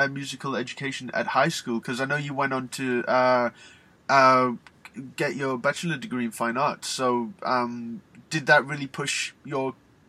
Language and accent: English; Newcastle upon Tyne, North East England, United Kingdom; accent: Geordie; I'm Geordie